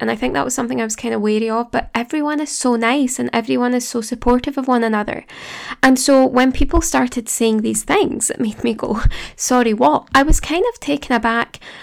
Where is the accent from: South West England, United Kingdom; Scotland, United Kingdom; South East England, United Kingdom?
Scotland, United Kingdom; Glasgow; accent: Glasgow; studying in Glasgow, if you couldn't tell by my accent.